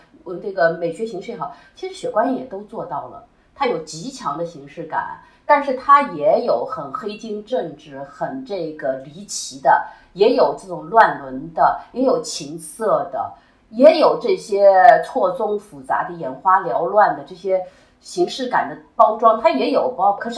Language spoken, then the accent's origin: Chinese; China; 就就是我们中国人起心就开始拍片。